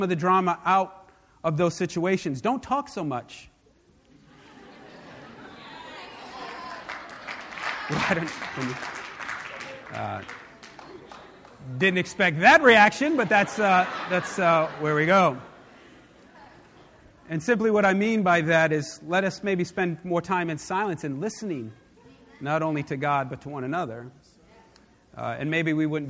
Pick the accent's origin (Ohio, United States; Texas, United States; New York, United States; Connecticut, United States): New York, United States; When I was younger, growing up in New York